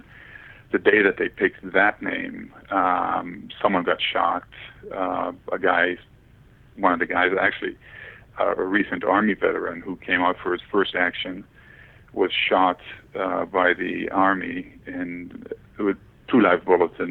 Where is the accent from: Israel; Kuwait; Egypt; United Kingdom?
Israel; moved away as an adult; also born or lived in Maryland, United States / Washington, D.C., United States / Canada; I was born in Israel, and I was in the U.S. for school